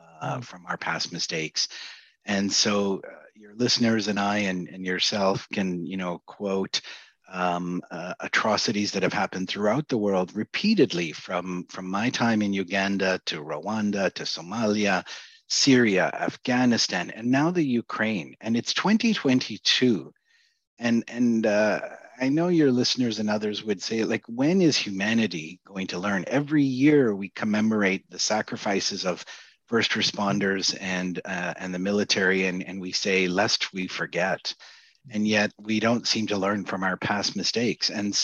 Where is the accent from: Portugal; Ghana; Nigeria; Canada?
Canada; Yeah, so I grew up in the 70s and racism was abound